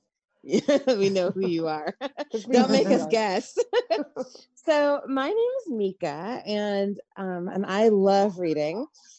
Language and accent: English; Augusta, Georgia, United States; moved away; that's my old stomping grounds. I'm from there.